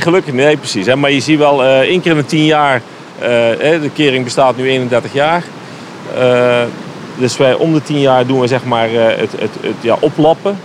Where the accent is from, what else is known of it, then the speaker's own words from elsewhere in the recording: Netherlands; wij als Nederlander